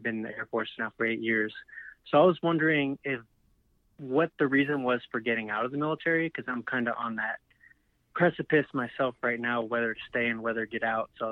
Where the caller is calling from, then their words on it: Arizona, United States; also born or lived in Florida; I'm calling from Arizona